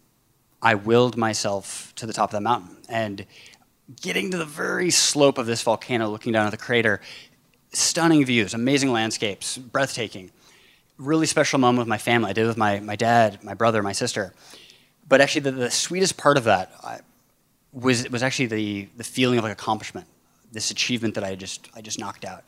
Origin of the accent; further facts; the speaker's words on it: Bainbridge Island, Washington, United States; my hometown, Bainbridge Island, off the coast of Seattle